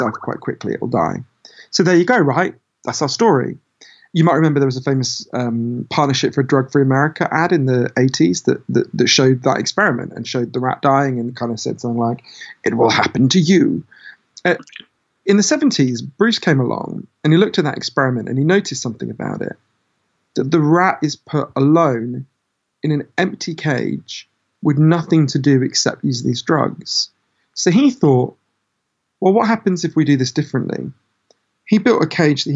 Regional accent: United Kingdom; my home country, Britain

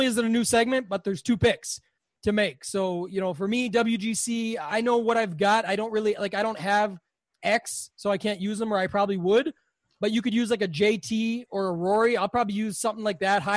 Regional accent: Canada; as a Canadian

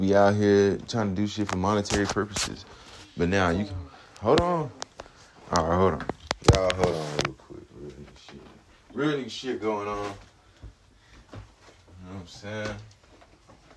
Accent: Clayton County, Georgia, United States; Clayco, man. I'm from Clayton County.

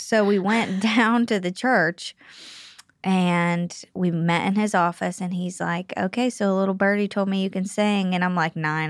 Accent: Pittsburgh, Pennsylvania, United States; moved away as an adult; I'm from Pennsylvania

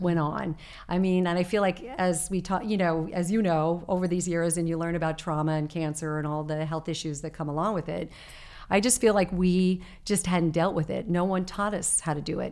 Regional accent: Arizona, United States; moved away; I was growing up in Arizona

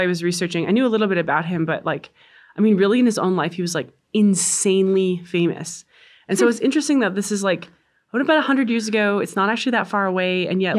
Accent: Canada; But I do make exceptions for Canadian saints because I'm Canadian.

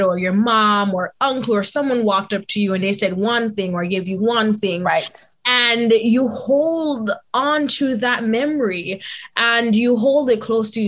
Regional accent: Jamaica; moved away; my background growing up in Jamaica

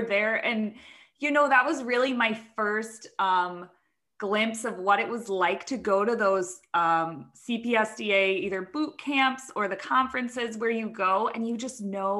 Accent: Ohio, United States; also born or lived in Syracuse, New York; now in California, United States; I'm from Ohio

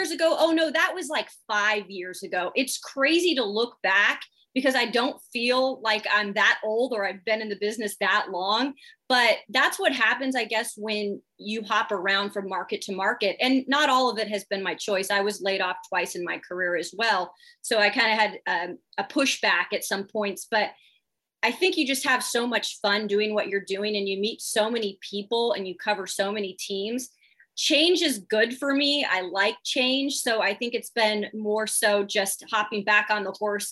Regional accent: Spokane, Washington, United States; moved away as an adult; also born or lived in Montgomery, Alabama; I'm from Spokane, Washington, so it's the east side of Washington

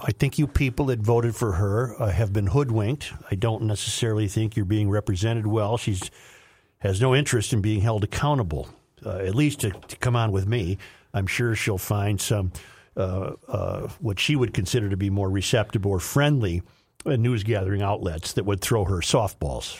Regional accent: Saint Paul, Minnesota, United States; old Saint Paul eye like me

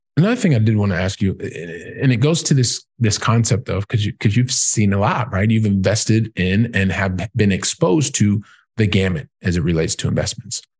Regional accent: Columbus, Ohio, United States; moved away as an adult; also born or lived in Europe; I'm from Columbus, Ohio

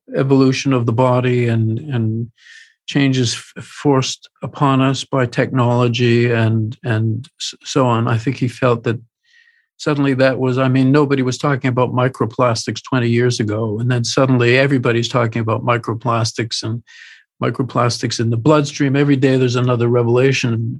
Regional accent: Canada; as a Canadian who had made films successfully

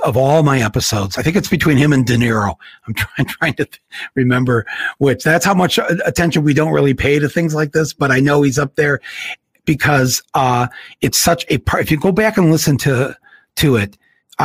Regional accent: Flint, Michigan, United States; growing up in Flint

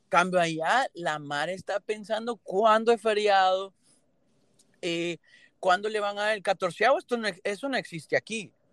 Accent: Honduras; moved away as an adult; now in Miami, United States; Yo nací en Honduras y viví 20 años

